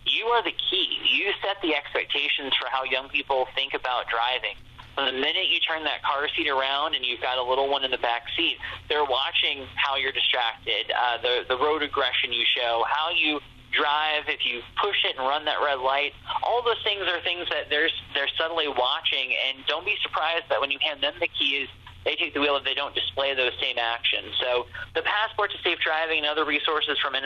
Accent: Springfield, Ohio, United States; moved away as an adult; I'm originally from Springfield and grew up in Ohio

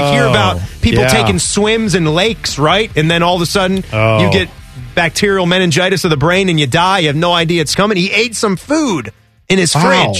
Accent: Virginia, United States; now in Columbus, United States; where we grew up in Virginia

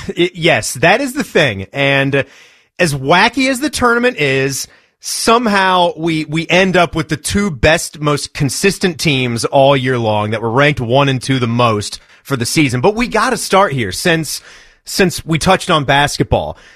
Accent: Virginia, United States; where I grew up in Virginia

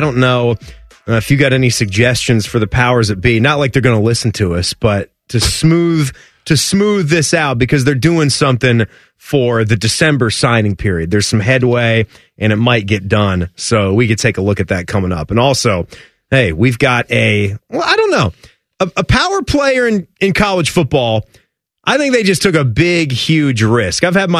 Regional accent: Northern Virginia, United States; I grew up in Northern Virginia

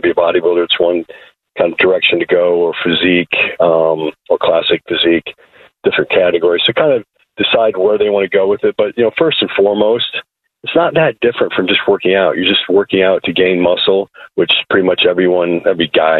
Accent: Iowa, United States; moved away; I grew up in Iowa, and I was involved in pretty much every sport

